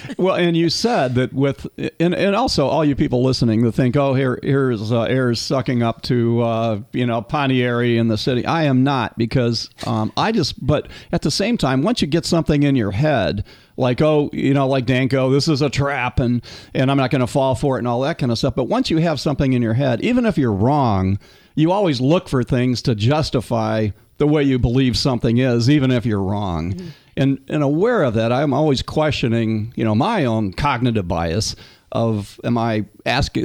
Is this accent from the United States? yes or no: yes; Cleveland, Ohio, United States; now in Florida, United States; I'm from originally way back when, you know, born and raised in Cleveland, Ohio.